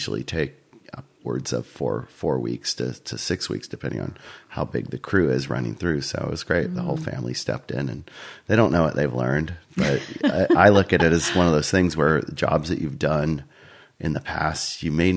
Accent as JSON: {"language": "English", "town": "Escondido", "region": "California", "country": "United States", "tie": "born or raised there", "also_born_or_lived": "San Luis Obispo, California", "moved": "as an adult", "lives_now": "Paso Robles, United States", "said": "I grew up in Escondido, Southern California, San Diego County."}